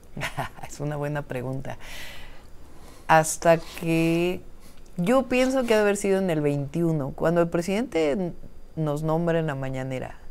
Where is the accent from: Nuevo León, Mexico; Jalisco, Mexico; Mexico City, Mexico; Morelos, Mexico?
Mexico City, Mexico; also born or lived in Berkeley, United States; yo nací en la Ciudad de México, tengo una historia de vida